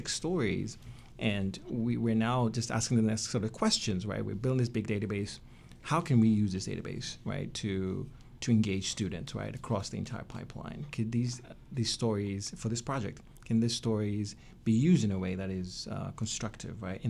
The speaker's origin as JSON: {"language": "English", "country": "Tanzania", "moved": "yes", "lives_now": "United States", "said": "Tanzania, my home country"}